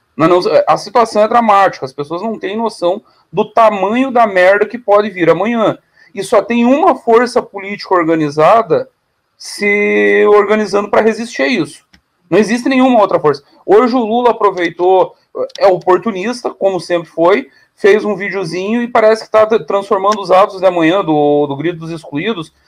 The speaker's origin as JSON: {"language": "Portuguese", "town": "Caçador", "region": "Santa Catarina", "country": "Brazil", "tie": "born or raised there", "said": "um pedaço da cidade onde eu nasci, Caçador, era território argentino"}